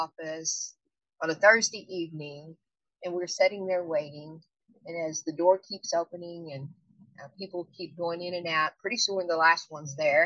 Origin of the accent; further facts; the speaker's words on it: United States; I'm from the United States. I live in Arkansas